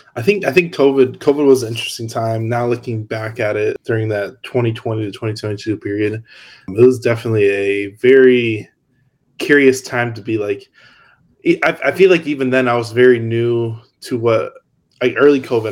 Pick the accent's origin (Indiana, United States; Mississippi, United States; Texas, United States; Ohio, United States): Indiana, United States; Hammond; I grew up in Hammond, which is right over the border in Indiana